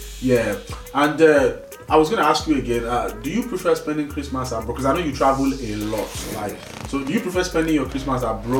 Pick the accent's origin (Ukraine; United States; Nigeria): Nigeria; now in United Kingdom; growing up in Nigeria